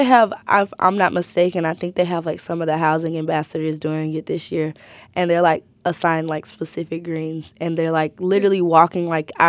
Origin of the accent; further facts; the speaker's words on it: Birmingham, Alabama, United States; I think that's like, and I'm from Birmingham.